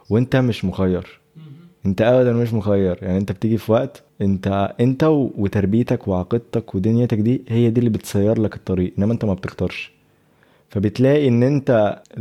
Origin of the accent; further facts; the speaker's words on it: Egypt; born there; انا بفتخر بيها ان انا مصري وان انا اتولدت في مصر ولسه بحافظ على اللغه بتاعتي سافرت هنا وهنا وهنا ولسه بتحافظ على المصري بتاعي